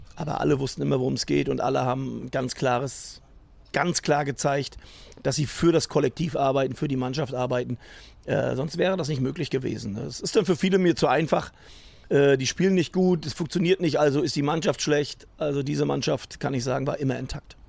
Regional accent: Rostock, Mecklenburg-Vorpommern, Germany; moved away as an adult; also born or lived in Berlin; now in Cologne, Germany; ich bin dann immer noch Norddeutsch, bin immer noch Rostocker, das mit Leib und Seele

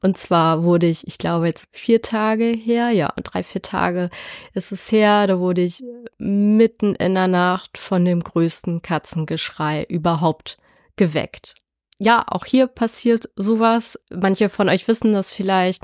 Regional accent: Dithmarschen, Schleswig-Holstein, Germany; Ich komme aus Dithmarschen und lebe hier mit meinem Freund

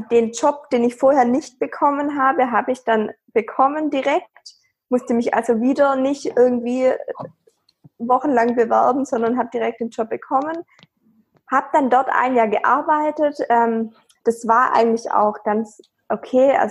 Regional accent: Baden-Württemberg, Germany; Ich bin 26 Jahre alt und ich komme aus der Nähe von Stuttgart

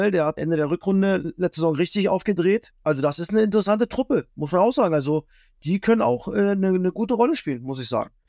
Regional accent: East Germany, Germany; bin auch ein bisschen befangen wie immer als Ossi

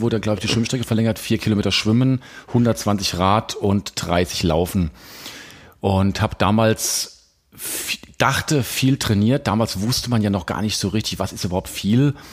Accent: Hesse, Germany; moved away as an adult; also born or lived in Frankfurt / Ulm; now in Crailsheim, Germany; bin ja eigentlich Hesse

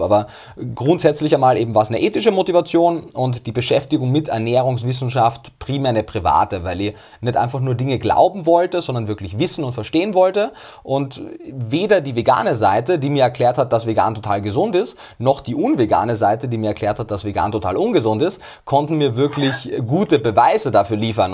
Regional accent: Austria; Denn ich komme aus Österreich

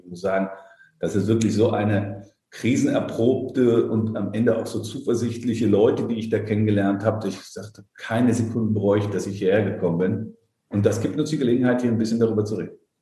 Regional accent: Darmstadt, Hesse, Germany; moved away as an adult; also born or lived in Frankfurt am Main; now in Berlin, Germany; bin ich in Darmstadt geboren, dort auch aufgewachsen

